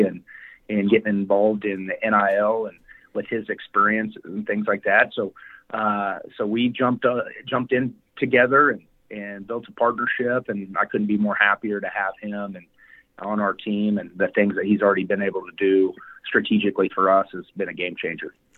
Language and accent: English; Wichita, Kansas, United States; We're both from Wichita